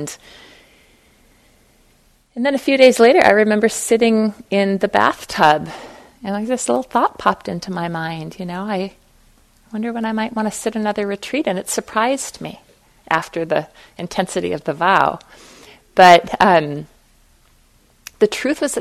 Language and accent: English; Fargo, North Dakota, United States; I was raised in Fargo, North Dakota